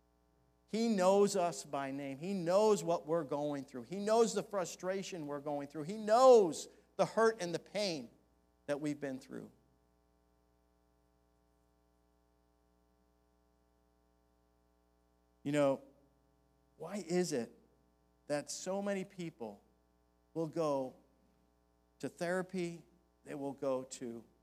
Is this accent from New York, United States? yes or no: yes; Buffalo, New York, United States; moved away; when I went back home to my hometown in Buffalo, New York